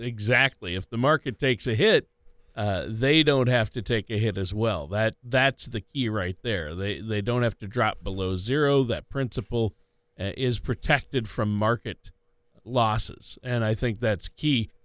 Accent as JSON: {"language": "English", "town": "Minneapolis", "region": "Minnesota", "country": "United States", "said": "I'm from the Minneapolis, we like to call Minneapolis the Minneapolis"}